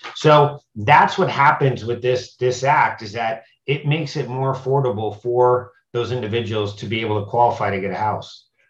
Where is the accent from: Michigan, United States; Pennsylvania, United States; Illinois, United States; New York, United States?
Pennsylvania, United States; now in Florida, United States; I'm from Pennsylvania. I live in Florida